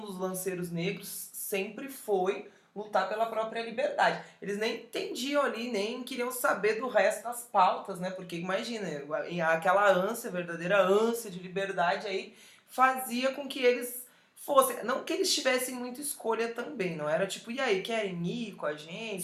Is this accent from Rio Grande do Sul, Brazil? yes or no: yes; Porto Alegre, Rio Grande do Sul, Brazil; Sou de Porto Alegre, sou gaúcha também, vesti a prenda ali muito, dancei muito CTG ali no, no, no 20 de setembro